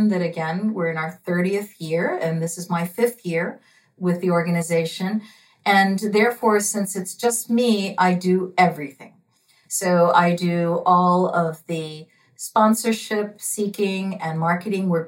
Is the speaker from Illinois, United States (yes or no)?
no; Washington, District of Columbia, United States; also born or lived in Cuba; I was born in Cuba and I arrived in the United States. My parents, who are both lawyers, went directly to Washington D.C. And so I grew up in the D.C. area and I attended Georgetown.